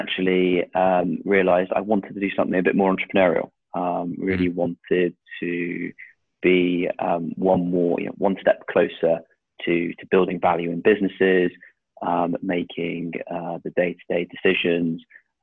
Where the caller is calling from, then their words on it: South West England, United Kingdom; I'm calling you from Devon, slightly overcast, slightly rainy Devon